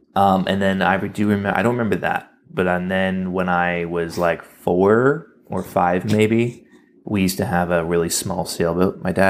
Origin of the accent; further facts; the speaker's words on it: Greenville, South Carolina, United States; I grew up in Greenville.